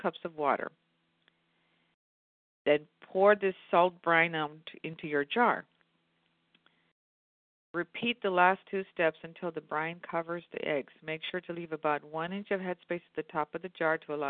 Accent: Indiana, Pennsylvania, United States; as a kid, growing up in Indiana, PA

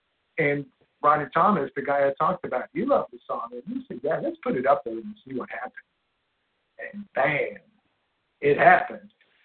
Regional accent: Sweden; Growing up in Sweden

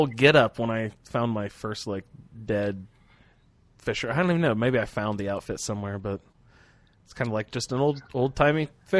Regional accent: Midwest, United States; I'm from the Midwest.

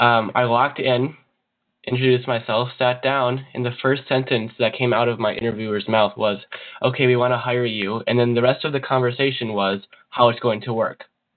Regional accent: Minnesota, United States

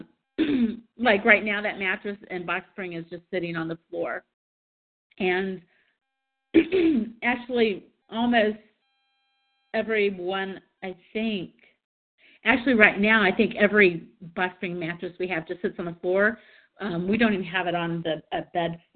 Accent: Kansas City, United States; moved away; I was from Kansas City

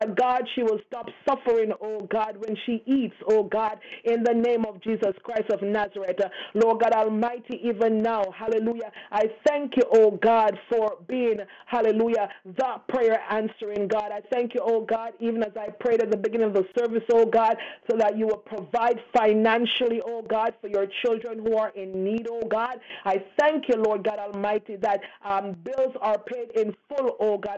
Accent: Canada; Yes, I am a Canadian. I am not an American

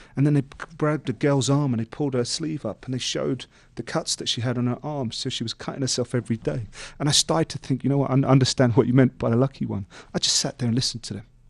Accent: London, United Kingdom; growing up in East London

